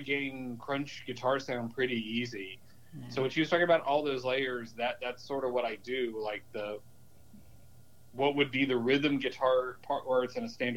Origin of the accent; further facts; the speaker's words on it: upstate South Carolina, United States; also born or lived in Greenville, South Carolina; in my hometown in upstate South Carolina